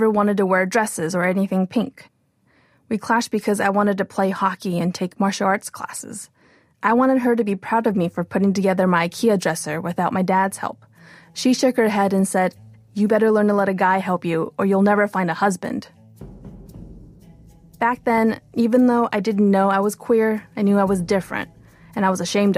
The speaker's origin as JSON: {"language": "English", "town": "Los Angeles", "region": "California", "country": "United States", "tie": "born or raised there", "also_born_or_lived": "Taipei, Taiwan", "first_language": "Mandarin", "second_language": "English", "said": "When I was about 5 years old, my parents told me we were going on vacation. So I packed up my little blue backpack, walked onto a giant airplane, and we moved from Taipei to Los Angeles."}